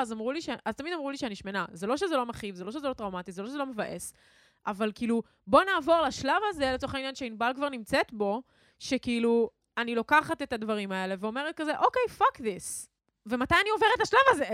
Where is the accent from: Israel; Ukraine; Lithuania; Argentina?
Israel; Ra'anana, Central District; גדלנו באותו, באותה עיר, למאזינים שלא יודעים זאת. שתינו מרעננה